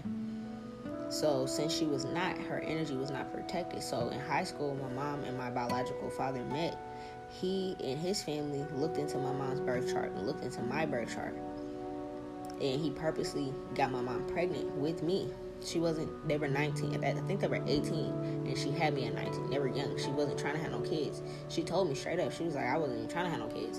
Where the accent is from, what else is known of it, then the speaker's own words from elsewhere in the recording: New Orleans, Louisiana, United States; we're from New Orleans